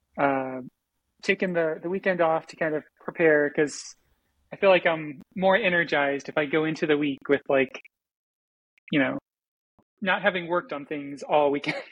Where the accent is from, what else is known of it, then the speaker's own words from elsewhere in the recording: Florida, United States; I took seven years of Spanish because I grew up in Florida